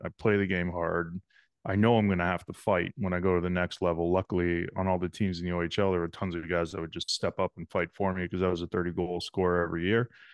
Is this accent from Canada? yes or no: yes; King City, Ontario, Canada; I grew up in a small town called King City, Ontario